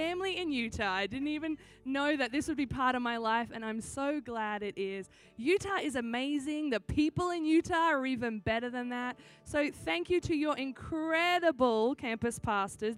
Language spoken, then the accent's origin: English; Australia; accent: Australian; now in San Diego, United States; I am Australian. That's why I sound funny. Every time someone's like, do you have a cold? Are you sick? No, this is just what an Australian accent sounds like.